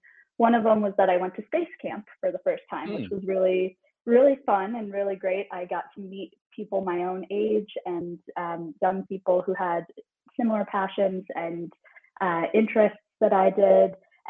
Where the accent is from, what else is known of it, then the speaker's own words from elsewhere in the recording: Midwest, United States; But I was just a kid growing up in the Midwest